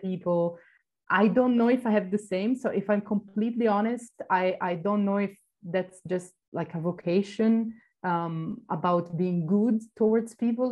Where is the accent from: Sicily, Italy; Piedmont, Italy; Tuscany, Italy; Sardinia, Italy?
Tuscany, Italy; Florence; moved away as an adult; also born or lived in Greece; now in Barcelona, Spain; I grew up in Florence, in the oh, outskirts wow. of the city